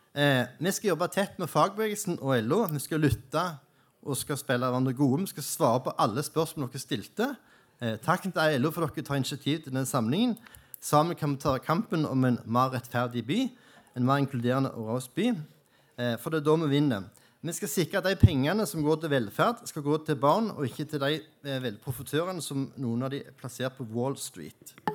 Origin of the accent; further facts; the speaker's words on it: Jæren, Rogaland, Norway; now in Oslo, Norway; jeg kommer fra Jæren